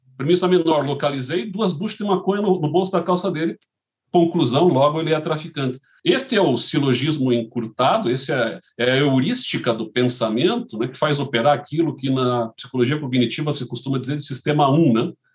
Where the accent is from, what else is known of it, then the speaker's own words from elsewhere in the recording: Curitiba, Paraná, Brazil; eu nascido e criado em Curitiba